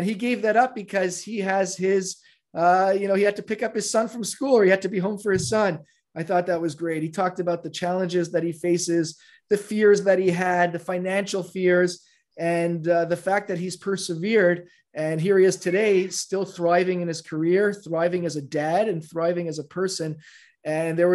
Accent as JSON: {"language": "English", "country": "Canada", "moved": "yes", "said": "I'm from Canada. I'm from Canada originally."}